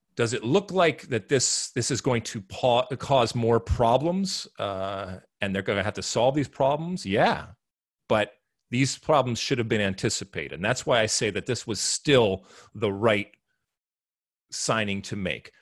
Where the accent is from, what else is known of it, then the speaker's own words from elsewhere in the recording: United States; as American soccer playing humans